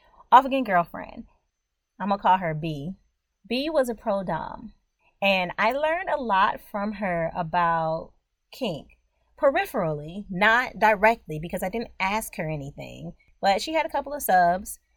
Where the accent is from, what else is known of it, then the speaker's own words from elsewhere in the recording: United States; I'm just a regular old Black American